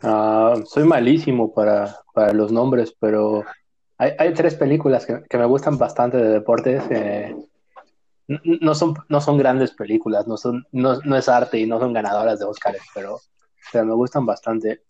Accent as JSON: {"language": "Spanish", "country": "Mexico", "moved": "as an adult", "lives_now": "Toronto, Canada", "said": "como mexicano"}